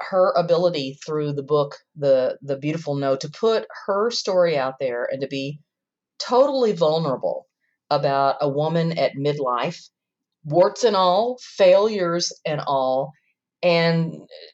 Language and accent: English; the South, United States; moved away; I'm from the South and my daughters are there